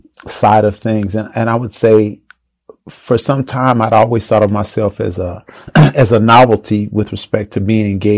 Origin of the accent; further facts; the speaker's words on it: Chicago, Illinois, United States; I grew up in Chicago, and growing up in Chicago, you're always exposed to house music